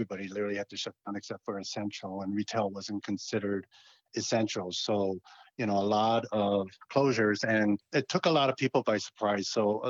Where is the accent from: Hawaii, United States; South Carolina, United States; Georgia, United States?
Hawaii, United States; also born or lived in New York / Massachusetts / Arizona; Correct. And then I spent several years on the mainland in New York, Massachusetts, and Arizona, different properties, and then returning back to Hawaii in 2002 to take care of my mother.